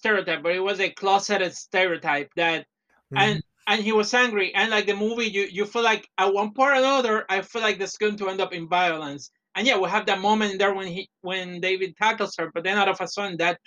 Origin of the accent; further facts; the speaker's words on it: Puerto Rico; moved away; I came from Puerto Rico.